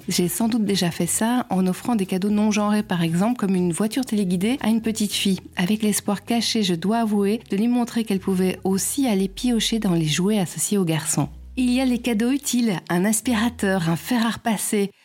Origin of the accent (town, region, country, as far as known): Belgium